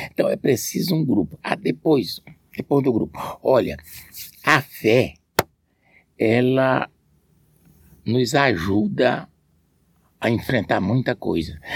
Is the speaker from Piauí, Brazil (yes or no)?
yes; Amarante, Piauí, Brazil; moved away as an adult; No Amarante, onde eu, vi, onde eu nasci, criei até os meus 32 anos